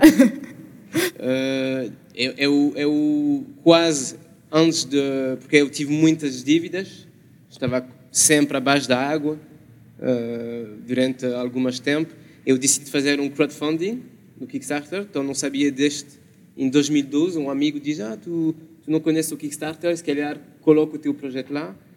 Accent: France; Portuguese is a second language; now in Portugal; sou francês

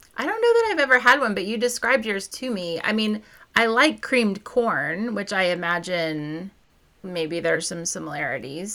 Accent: Missouri, United States; I grew up in Missouri, so I had a BB gun when I was a kid

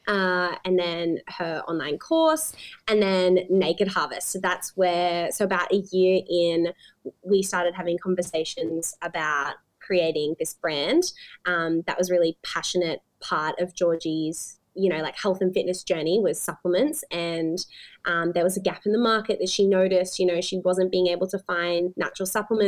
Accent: Sunshine Coast, Queensland, Australia; moved away as an adult; also born or lived in Brisbane; now in Gold Coast, Australia; I grew up on the Sunshine Coast. That's where I spent my early years.

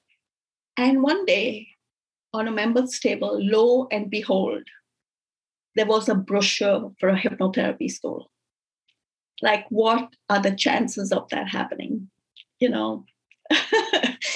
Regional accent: India; also born or lived in Dubai; now in Canada; growing up in India, I grew up Catholic.

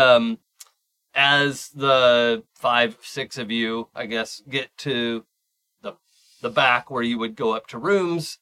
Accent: Seattle, Washington, United States; I grew up in Seattle with a monorail

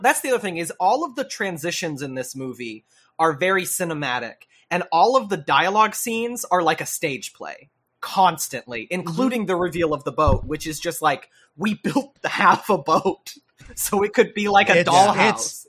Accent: Lewisville, Texas, United States; Louisville, Lewisville. I grew up right near Louisville.

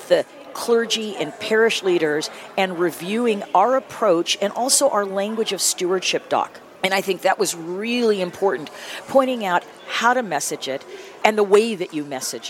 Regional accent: San Diego, California, United States; the church that I grew up with in the San Diego region or county

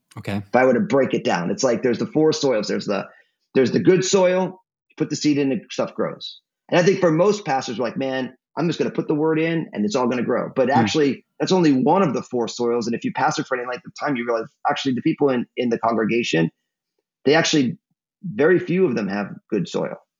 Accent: New Jersey, United States; also born or lived in San Francisco Bay Area, California; now in Portland, United States; My my home state of New Jersey

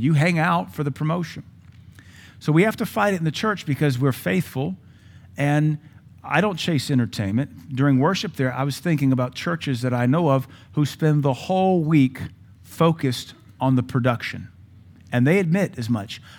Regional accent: Louisiana, United States; Growing up in Louisiana, we would spend summers in Tangipahoa Parish, a little town called Ameet.

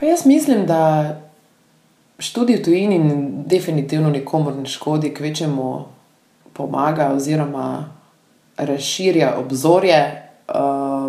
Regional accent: Slovenia; da sem pač iz Slovenije dejansko

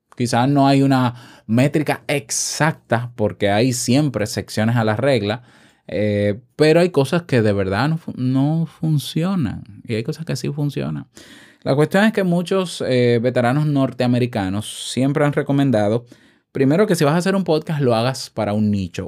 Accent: Dominican Republic; accent: dominicano; en mi país, República Dominicana

